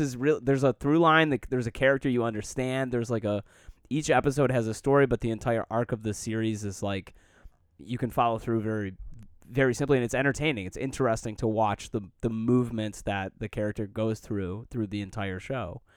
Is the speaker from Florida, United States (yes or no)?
no; Detroit, Michigan, United States; I grew up in Detroit